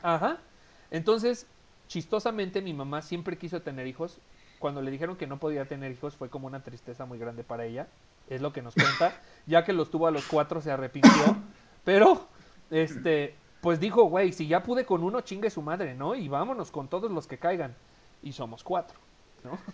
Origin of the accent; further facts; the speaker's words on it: Mexico City, Mexico; moved away; Mi familia vive en Ciudad de México, de donde yo soy originario. Yo actualmente no vivo en Ciudad de México